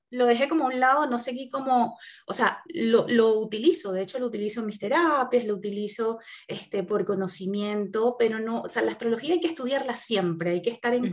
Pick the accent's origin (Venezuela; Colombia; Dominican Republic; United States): Venezuela; also born or lived in Italy; now in Chile; yo, soy venezolana, este, salí hace mm, creo que más de cinco años de mi país eh, salí primero, estuve viviendo en Europa, en Italia específicamente, y duré, ahí unos años y luego me vine a Chile por cuestiones familiares